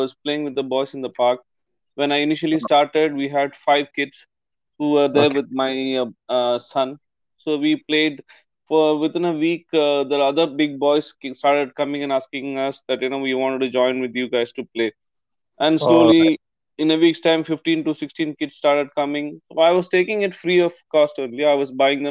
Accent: Chennai, Tamil Nadu, India; moved away as an adult; also born or lived in Oman; now in Qatar; I'm basically from India, Chennai, South India. I moved out of India in 2003 when I got a job in Oman. So I left Chennai. As we grew up, we used to play cricket

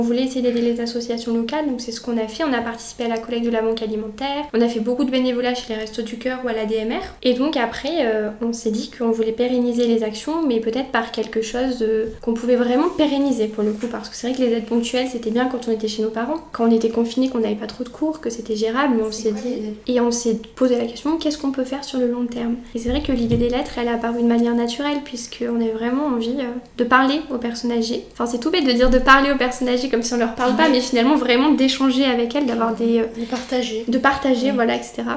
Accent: near Brioude, Auvergne-Rhône-Alpes, France; moved away as an adult; now in Montpellier, France; je suis auvergnate puisque je viens d'un petit village à côté de Brioude

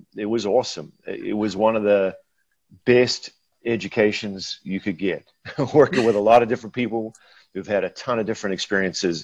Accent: New Zealand; moved away as an adult; now in Minnesota, United States; I hail from New Zealand originally, the far, far south, and was born and raised there and came to the States in the early 90s to play college volleyball

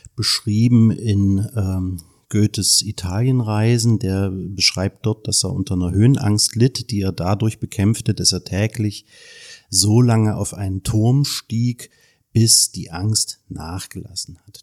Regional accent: Germany; als Deutsche

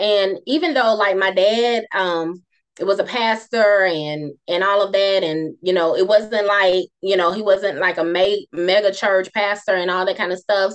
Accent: Moss Point, Mississippi, United States; also born or lived in Bassfield, Mississippi; I'm from Bassfield, which is even smaller than Moss Point, but we moved when I was like in the second grade

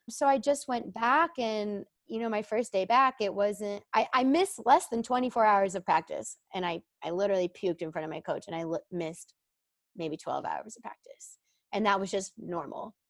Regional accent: Dallas, Texas, United States; moved away as an adult; also born or lived in Illinois; I grew up in the Dallas area

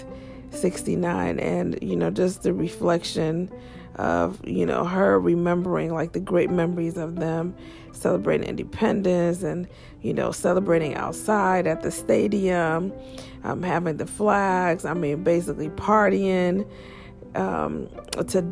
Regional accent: Nigeria; I'm a Nigerian

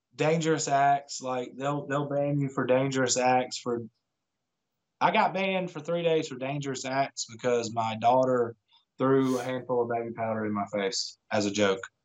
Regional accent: near Atlanta, Georgia, United States; I'm from Georgia, uh, pretty close to Atlanta

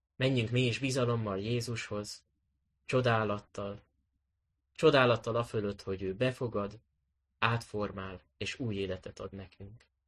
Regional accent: Budapest, Hungary; A nyolcadik kerületi gyülekezetbe, ahonnan, eh, ahol én is felnőttem

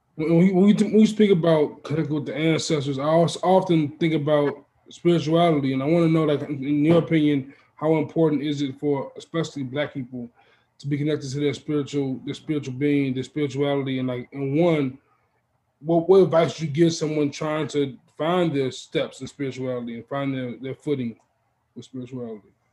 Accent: Maywood, Illinois, United States; I'm from Maywoods

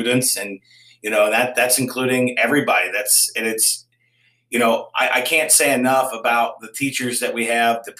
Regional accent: Campbell County, Kentucky, United States; I grew up on Poplar Ridge, which is about a mile and a half from Campbell County Middle School

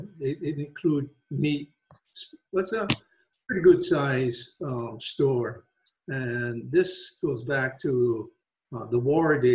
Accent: Wahiawa, Hawaii, United States; I grew up in a pineapple town called Waihiwa, and that's on the island of Oahu, Hawaii.

